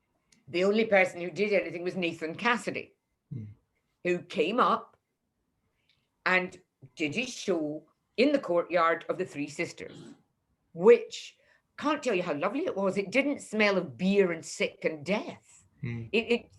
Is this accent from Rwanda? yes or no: no; Leith, Scotland, United Kingdom; Nobody came to review me and I'm from Leith.